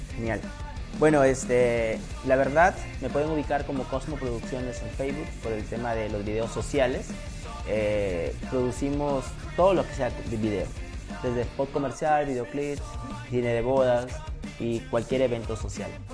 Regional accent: Sullana, Piura, Peru; yo soy muy, muy, muy hogareño, muy local. Es más, yo, a mí, yo he tenido propuesta de ir a hacer cine a Lima un montón de veces. Pero yo he dicho, no, ¿por qué no hacer cine de Suyana

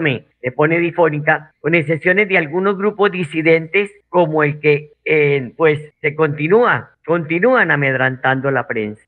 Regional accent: Colombia

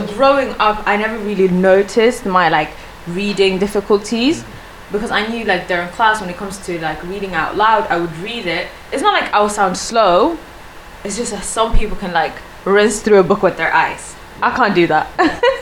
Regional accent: Sweden; first language Swedish; English is a second language; moved away; I was from Sweden myself.

